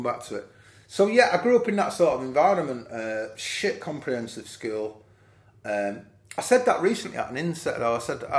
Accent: Nottingham, East Midlands, United Kingdom; I grew up around City's Ground, so I used to mine cars, I used to deliver papers.

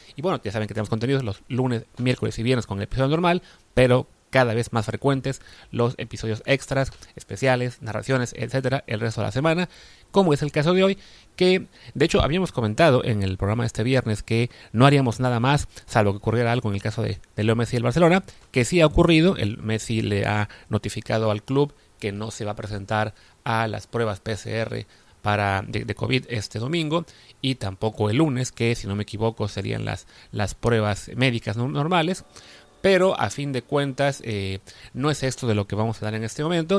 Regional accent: Mexico

